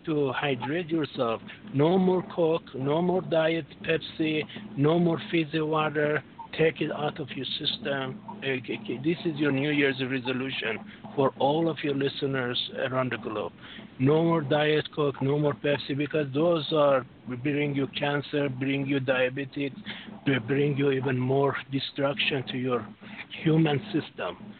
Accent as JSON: {"language": "English", "country": "Canada", "tie": "born or raised there", "also_born_or_lived": "France", "said": "born in Canada, but I have uh, my bloodline goes to Europe."}